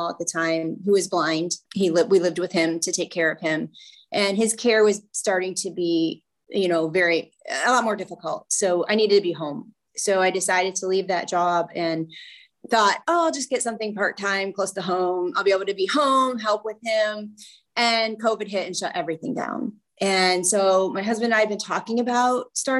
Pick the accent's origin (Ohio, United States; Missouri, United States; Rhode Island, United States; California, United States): Ohio, United States; Northwest; I am from Northwest Ohio